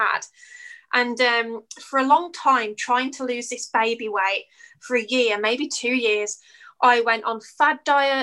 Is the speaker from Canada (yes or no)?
no; United Kingdom; As you can probably tell by my accent, I'm from the UK.